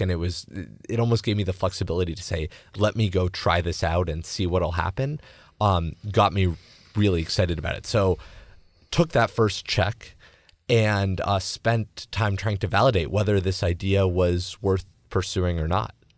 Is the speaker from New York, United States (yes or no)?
no; Los Angeles, California, United States; I grew up in Los Angeles